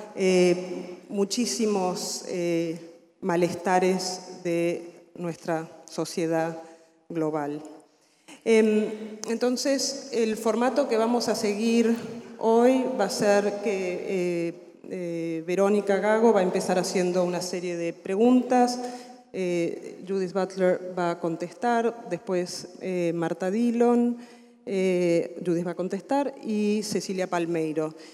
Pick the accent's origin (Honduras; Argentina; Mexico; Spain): Argentina; also born or lived in Berkeley, California; now in United States; soy argentina, vivo afuera hace muchos años.